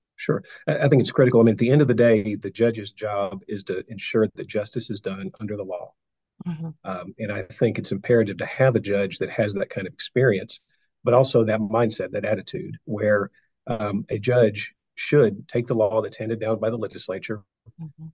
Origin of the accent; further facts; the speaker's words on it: Nashville, Tennessee, United States; I was born in Nashville.